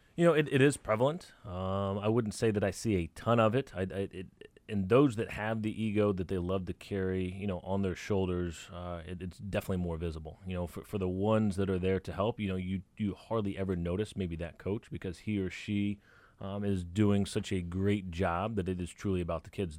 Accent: Dallas, Texas, United States; when I was a kid growing up in Dallas.

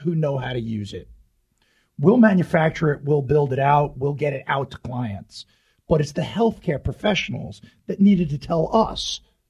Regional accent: Tampa, Florida, United States; Yes, I'm from Tampa.

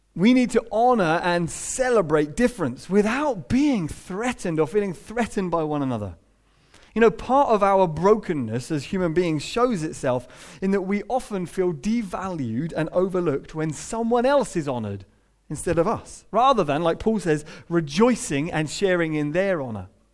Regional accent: United Kingdom; we're British

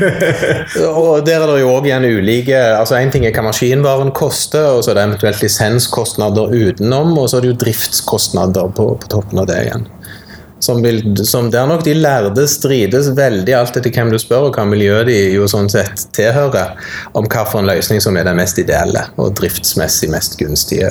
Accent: Sandnes, Rogaland, Norway; now in Stavanger, Norway; jeg er jo sånn sett født og oppvokst i Sandnes, nabokommunen her

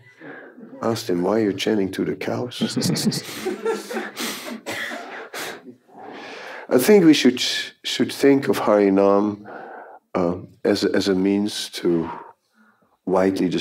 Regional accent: Netherlands; moved away; we are both from the Netherlands

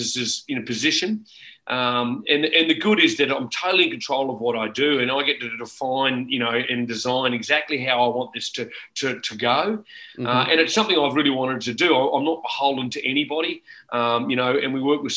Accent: Brisbane, Queensland, Australia; born and bred in Brisbane, still in Brisbane

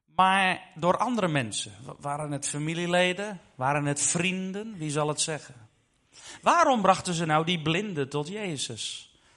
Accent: Netherlands; ik ben zelf Nederlander

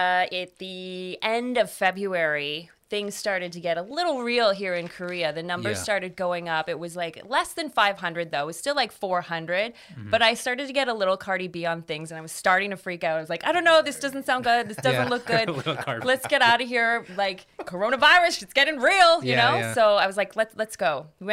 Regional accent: Toronto, Ontario, Canada; Yeah. So I'm from Canada. I'm from Toronto.

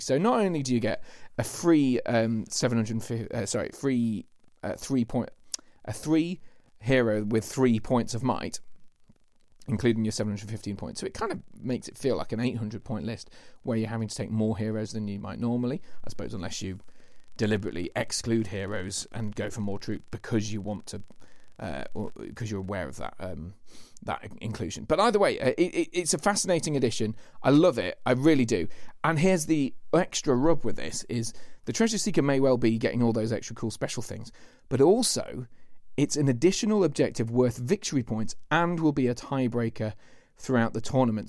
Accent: Lincolnshire, East Midlands, United Kingdom; That's where I'm from

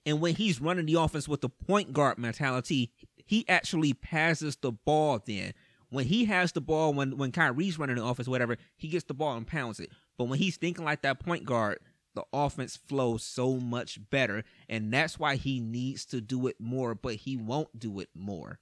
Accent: Cleveland, Ohio, United States; I'm from Cleveland.

